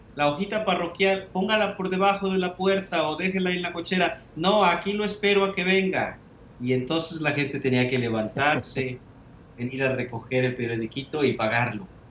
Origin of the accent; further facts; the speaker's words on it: Tepatitlán, Jalisco, Mexico; moved away as an adult; now in San Antonio, United States; He nacido entonces en este lugar eh, de una familia eh, sencilla